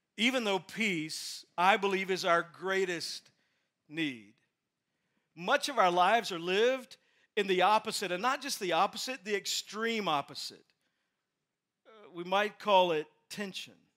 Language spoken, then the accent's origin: English; Texas, United States; moved away; I'm from Texas. My dad's still in Texas